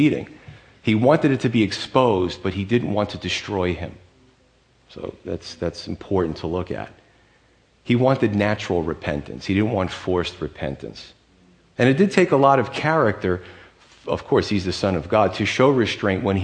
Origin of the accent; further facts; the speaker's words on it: United States; As American men